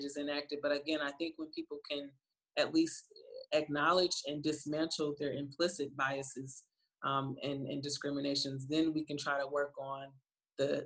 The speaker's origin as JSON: {"language": "English", "town": "Flint", "region": "Michigan", "country": "United States", "said": "I'm also from Flint, Michigan, where the water still isn't clean."}